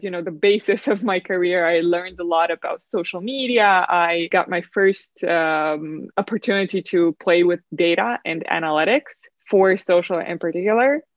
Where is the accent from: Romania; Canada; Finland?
Romania; So I grew up in Romania, in a small-ish town from Romania